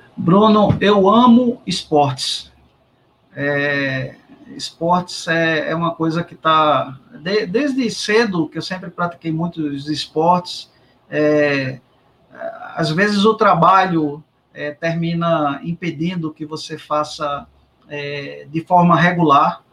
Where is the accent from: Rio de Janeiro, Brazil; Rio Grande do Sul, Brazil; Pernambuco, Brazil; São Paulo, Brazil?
Pernambuco, Brazil; Recife; eu saí do Exército e voltei para o Recife